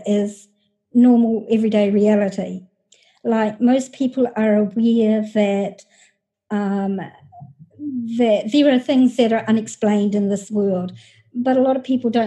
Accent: New Zealand; moved away as an adult; also born or lived in United States; I'm from New Zealand, the little country of New Zealand down under.

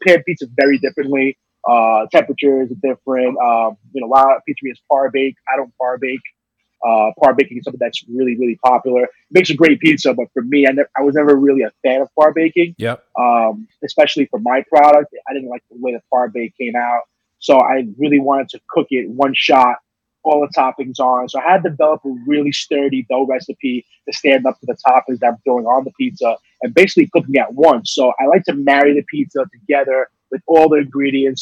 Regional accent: New York City, New York, United States; as a New Yorker

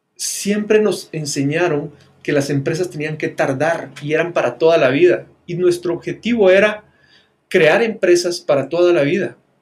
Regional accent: Guatemala; las personas que estábamos viviendo dentro de Guatemala

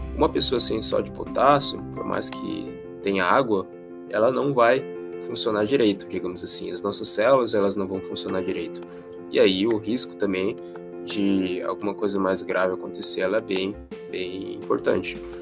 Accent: Joinville, Santa Catarina, Brazil; eu sou de Joinville, Santa Catarina

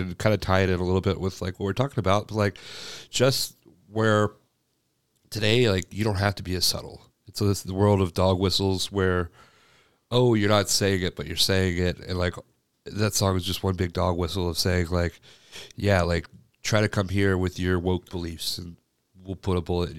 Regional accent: Alabama, United States; also born or lived in North Carolina; I was born in North Carolina, and we moved to Alabama, and it's a shock.

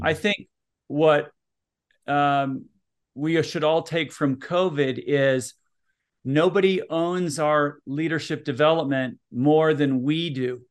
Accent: Minneapolis, Minnesota, United States; also born or lived in Utah; now in Salt Lake City, United States; I'm originally from Minneapolis, Minnesota

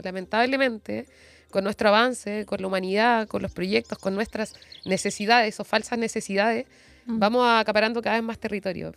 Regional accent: Corral, Los Ríos, Chile; moved away; also born or lived in Valdivia / Aysén; Nací en Valdivia, mi familia es de allá

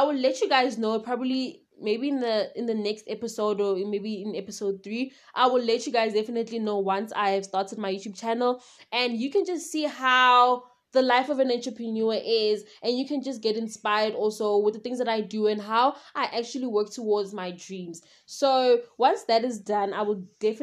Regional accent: South Africa; I am from South Africa

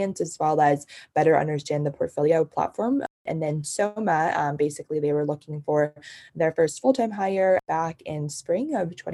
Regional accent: China; also born or lived in New Jersey, United States; now in United States; I grew up in China and lived in New Jersey after I came to the States.

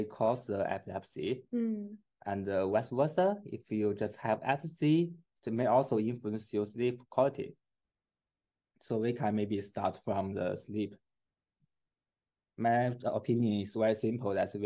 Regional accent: China; English is a second language; moved away as an adult; now in Edinburgh, United Kingdom; I'm from China. I have been in Scotland for my research for 2 years.

